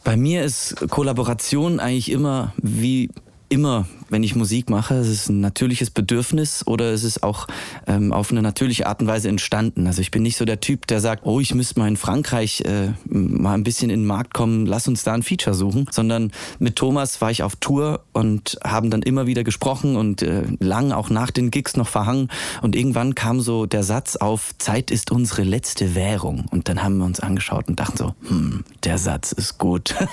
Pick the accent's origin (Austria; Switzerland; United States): Switzerland; Die Schweiz, wo ich herkomme, ist sehr klein